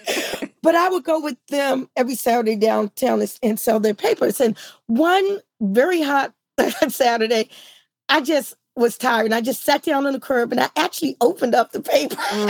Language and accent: English; Washington, District of Columbia, United States; I grew up in D.C.